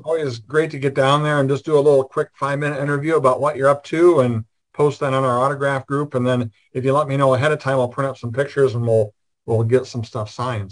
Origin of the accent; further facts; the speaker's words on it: Iowa, United States; I'm from Iowa.